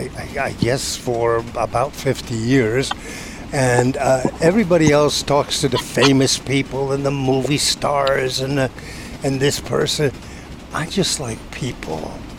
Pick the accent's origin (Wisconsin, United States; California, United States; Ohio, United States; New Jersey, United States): New Jersey, United States; Montclair; I grew up in Montclair, New Jersey.